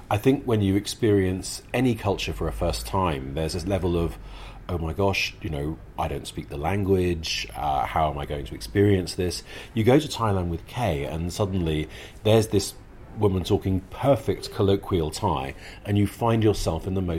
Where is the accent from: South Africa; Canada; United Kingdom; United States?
United Kingdom; they realize that we're British and they're watching the royal wedding